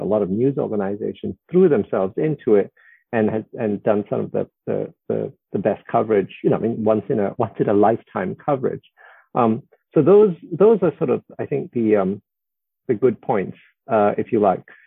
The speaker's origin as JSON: {"language": "English", "country": "Singapore", "tie": "born or raised there", "said": "I was born in 1961 in Singapore, which was still a British colony"}